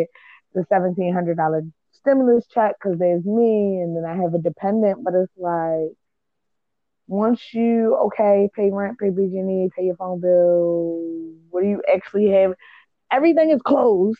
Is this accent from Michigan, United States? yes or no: no; Baltimore, Maryland, United States; I'm from Baltimore.